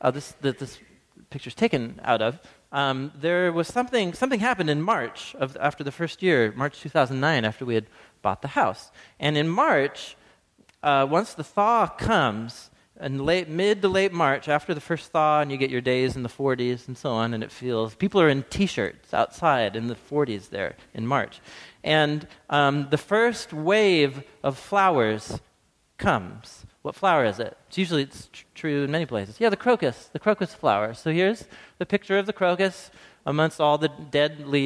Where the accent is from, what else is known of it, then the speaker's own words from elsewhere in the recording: Portland, Oregon, United States; also born or lived in Madison, Wisconsin; I grew up here in Portland